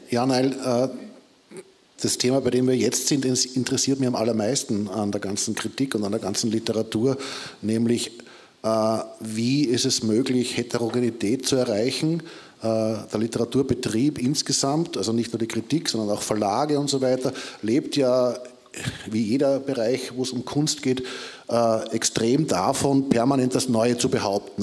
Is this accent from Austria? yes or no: yes; Austria; ich bin halt aus Österreich